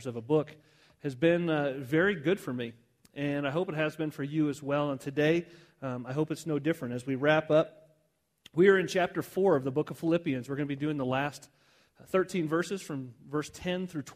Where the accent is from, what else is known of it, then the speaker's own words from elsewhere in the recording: Southwest, United States; I grew up in the Southwest my whole life